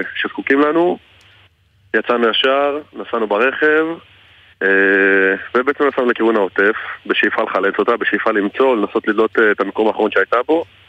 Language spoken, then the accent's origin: Hebrew; Beersheba, Southern District, Israel; שנינו גדלנו בבאר שבע